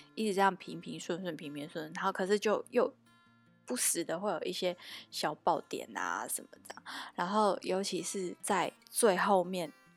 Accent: Tainan, Taiwan; moved away as an adult; also born or lived in Taipei; 以我一个台南人的，的看法啦

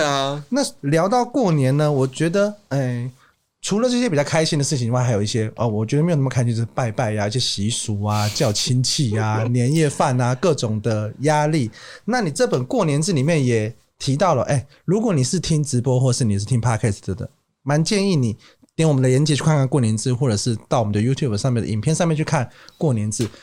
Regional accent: Kaohsiung, Taiwan; moved away as an adult; now in Taipei, Taiwan; 我， 我高雄人

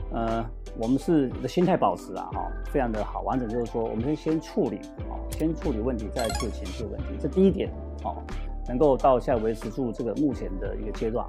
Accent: Taiwan; 我本身我也没有第二个国家护照，我在台湾长大，也就在台湾出生

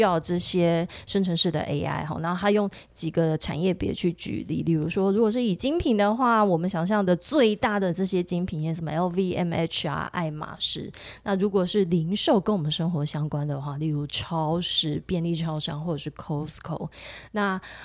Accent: Tainan, Taiwan; 我骄傲的时候是我们台南人， 台南孩子。

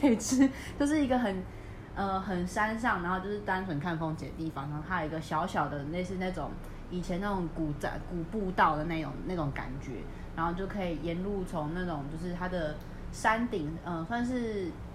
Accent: Taipei, Taiwan; 我台北人

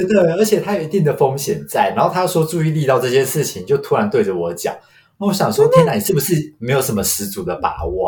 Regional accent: Taiwan; 我是土生土长没离开过亚洲超 local的

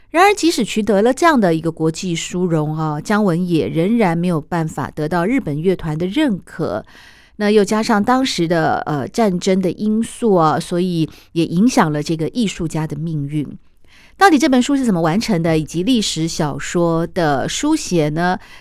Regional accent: Taiwan; 我也是台湾出生啊，台湾长大呀，但我的爸爸是从中国大陆来的啊，我们又叫做外省第二代嘛

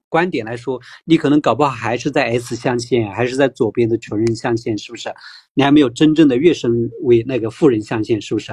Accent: Taiwan; 我们台湾人

